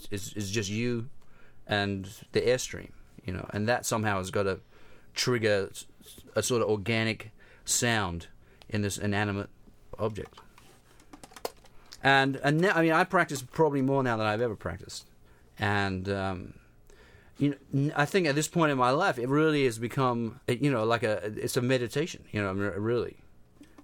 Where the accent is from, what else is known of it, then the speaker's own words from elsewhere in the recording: London, United Kingdom; moved away as an adult; also born or lived in New York; being a musician growing up in London